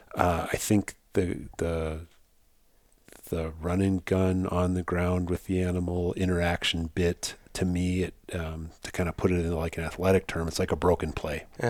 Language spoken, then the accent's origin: English; South Dakota, United States; I grew up in South Dakota.